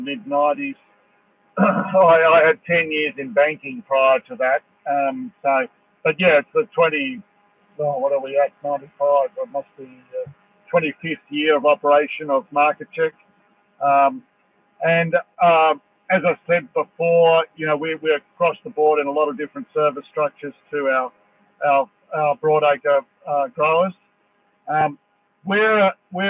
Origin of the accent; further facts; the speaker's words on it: Dubbo, New South Wales, Australia; I come from Dubbo